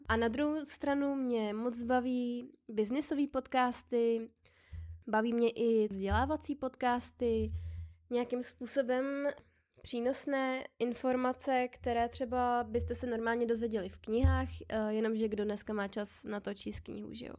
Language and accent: Czech; Plzeň, Plzeň Region, Czechia; now in Prague, Czech Republic; pocházím z Plzně a momentálně bydlím v Praze